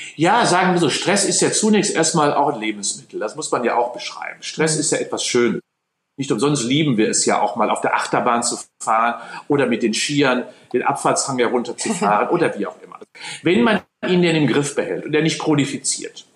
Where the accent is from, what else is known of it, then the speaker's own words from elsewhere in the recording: North Rhine-Westphalia, Germany; now in Cologne, Germany; natürlich bin ich Westfale und habe ein kölsches Mädchen geheiratet.